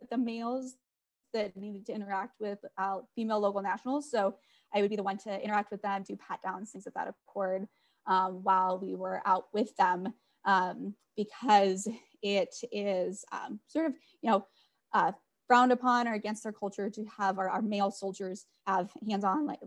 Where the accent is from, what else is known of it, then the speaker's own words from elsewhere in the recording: North Dakota, United States; I am from North Dakota.